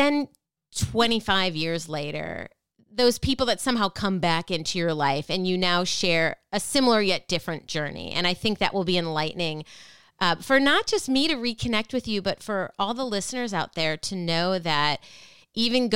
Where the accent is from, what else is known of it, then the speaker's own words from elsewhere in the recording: Minnesota, United States; my home state, Minnesota